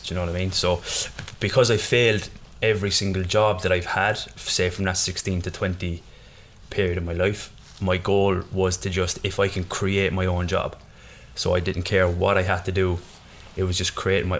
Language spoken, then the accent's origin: English; Ireland; I am Irish